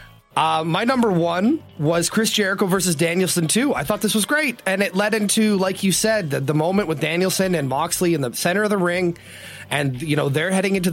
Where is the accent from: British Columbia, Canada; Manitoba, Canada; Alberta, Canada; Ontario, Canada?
Manitoba, Canada; Winnipeg; moved away; I am actually going to be traveling to Winnipeg next week for the first time, to my hometown, first time in 5 years